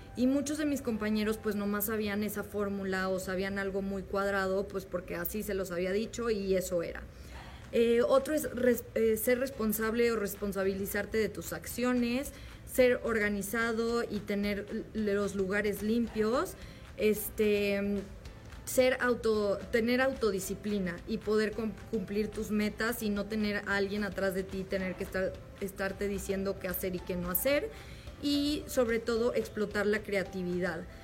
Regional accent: León, Guanajuato, Mexico; soy de León, Guanajuato y tengo 26 años

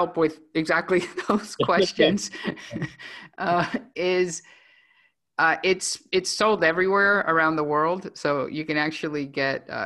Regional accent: Venezuela; moved away; I was born in Venezuela, and I am. I'm an immigrant

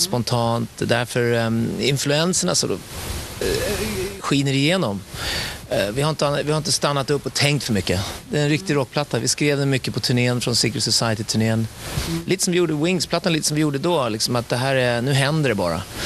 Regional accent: Stockholm, Stockholm County, Sweden; also born or lived in Gothenburg; sen flyttade mina föräldrar till Stockholm, så jag är stockholmare

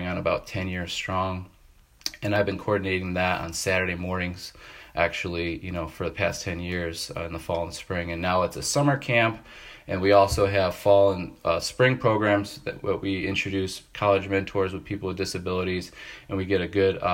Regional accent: Tonawanda, New York, United States; born and raised in Tonawanda, New York, which is north of Buffalo in between Niagara Falls and Canada there

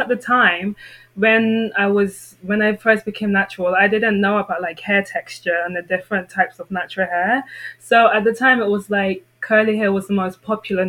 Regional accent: London, United Kingdom; moved away as an adult; growing up in London where there's so much diversity

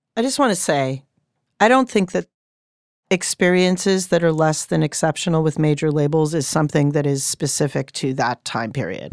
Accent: Cambridge, Massachusetts, United States; also born or lived in Pacific Northwest; So I grew up in Cambridge. I grew up in the city of Cambridge

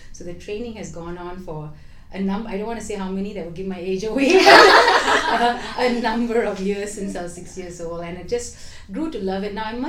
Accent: Singapore; moved away; I am originally from Singapore, born and brought up there.

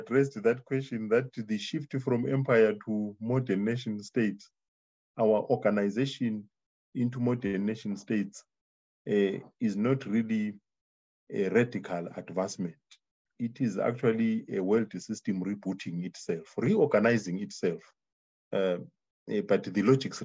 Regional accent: Zimbabwe; I come from Zimbabwe.

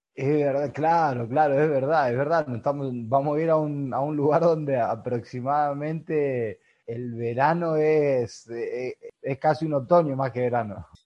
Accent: Argentina; now in Spain; somos argentinos

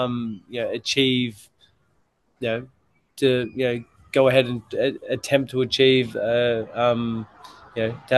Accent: Lakes Entrance, Victoria, Australia; moved away; where I grew up in Lakes Entrance

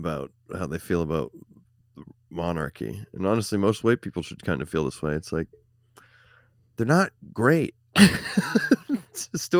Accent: St. Louis, Missouri, United States; I'm from the Lou, and I'm proud.

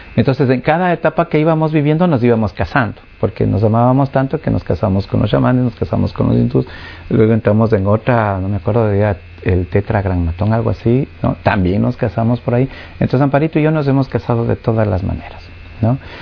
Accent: Ecuador; vengo de, Ecuador

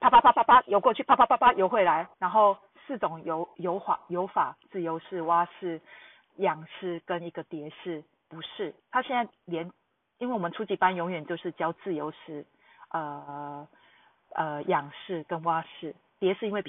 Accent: Taiwan; now in Tokyo, Japan; 我自己会告诉他们我是台湾人，

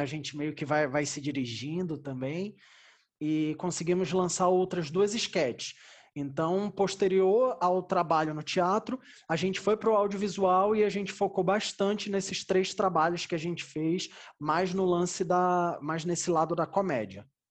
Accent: Belém, Pará, Brazil; moved away as an adult; now in São Paulo, Brazil; eu sou de Belém do Pará. Lá eu fiz os meus primeiros espetáculos

